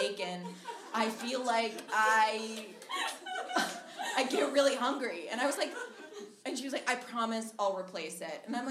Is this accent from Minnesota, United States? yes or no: yes; Minnesota, United States; moved away; I'm originally from Minnesota, and I fly home.